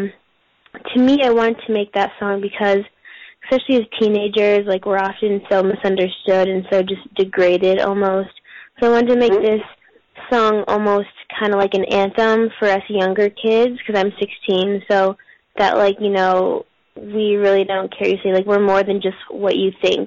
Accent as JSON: {"language": "English", "region": "New Hampshire", "country": "United States", "tie": "born or raised there", "moved": "as an adult", "lives_now": "California, United States", "said": "originally I'm from New Hampshire. I was born and raised there"}